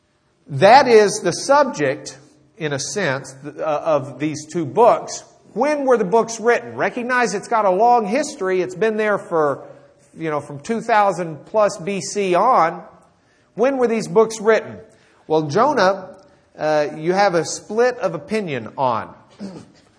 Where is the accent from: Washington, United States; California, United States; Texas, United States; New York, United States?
Texas, United States; Lubbock; I grew up in Lubbock